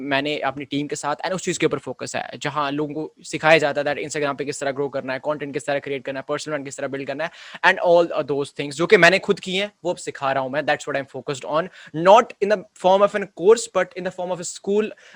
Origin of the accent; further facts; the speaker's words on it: Jammu and Kashmir, India; सिर्फ मैं ही जम्मू कश्मीर से हूँ